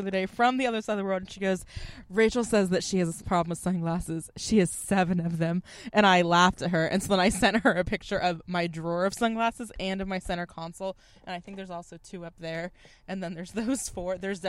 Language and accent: English; Southern California, United States; We're from Southern California.